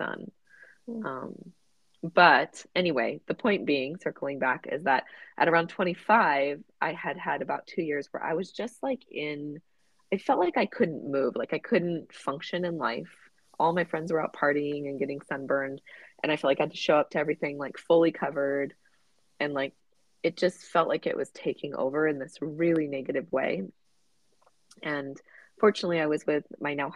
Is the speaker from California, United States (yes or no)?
yes; Southern California, United States; I grew up in Southern California, going to the beach